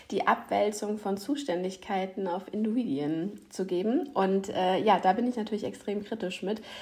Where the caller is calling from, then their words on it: Ratzeburg, Schleswig-Holstein, Germany; Ich bin aus Ratzeburg bei euch. Heute mal leider nicht live in Person, aber das holen wir nach.